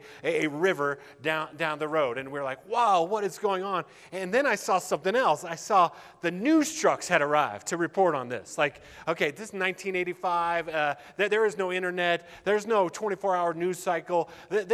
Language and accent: English; Littleton, Colorado, United States; I grew up in Littleton